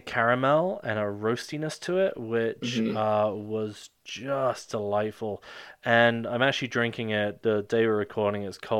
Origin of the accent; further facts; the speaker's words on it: United Kingdom; I'm British.